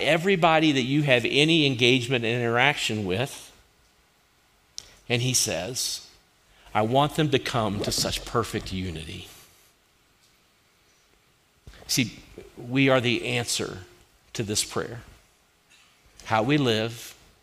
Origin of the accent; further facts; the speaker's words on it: Kentucky, United States; now in Colorado, United States; we're from Kentucky